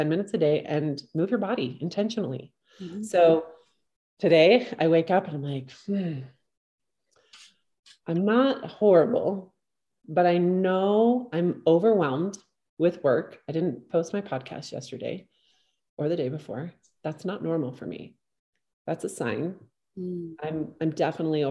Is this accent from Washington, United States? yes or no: no; Southern Utah, United States; I live in Northern Utah. I'm from Southern Utah.